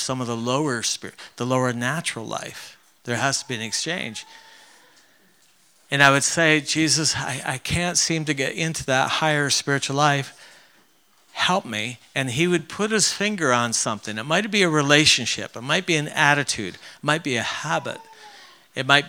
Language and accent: English; Ontario, Canada; moved away; I grew up in Canada